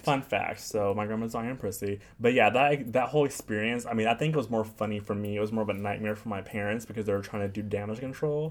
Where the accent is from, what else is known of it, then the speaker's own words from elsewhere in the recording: California suburbs, United States; moved away as an adult; now in New York, United States; I'm from California, but I'm not from Los Angeles. I grew up in the suburbs.